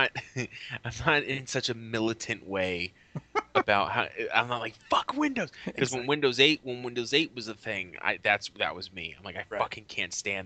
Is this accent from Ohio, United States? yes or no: no; Massachusetts, United States; also born or lived in Los Angeles, United States; now in Arizona, United States; I was born in Massachusetts